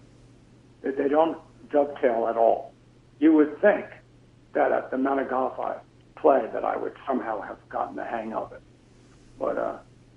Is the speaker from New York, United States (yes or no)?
yes; New York, United States; I grew up in New York